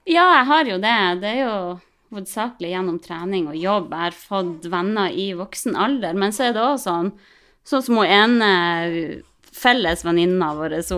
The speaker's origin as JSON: {"language": "Norwegian", "town": "Harstad", "region": "Troms", "country": "Norway", "said": "vi er jo fra Harstad begge to, jeg og typen min"}